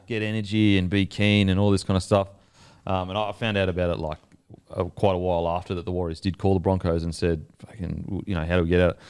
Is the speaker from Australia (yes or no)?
yes; Gold Coast, Queensland, Australia; I'm from the Gold Coast